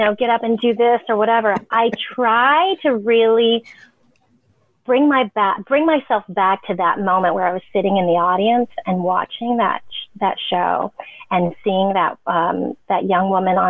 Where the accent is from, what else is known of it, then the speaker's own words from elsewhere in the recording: San Diego, California, United States; also born or lived in Los Angeles; growing up in San Diego